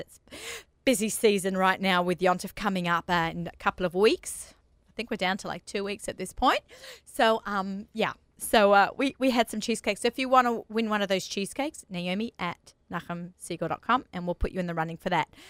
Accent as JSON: {"language": "English", "country": "Australia", "moved": "yes", "said": "I'm Australian"}